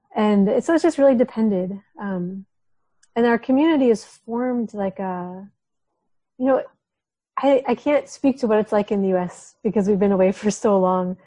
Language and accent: English; Minnesota, United States; moved away as an adult; also born or lived in Somalia; now in Djibouti, Djibouti; I spent my whole life in Minnesota